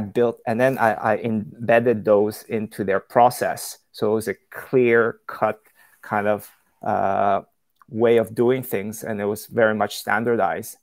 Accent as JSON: {"language": "English", "country": "Canada", "tie": "born or raised there", "also_born_or_lived": "China", "moved": "as an adult", "said": "I'm originally from from Canada. Um, that's where I grew up"}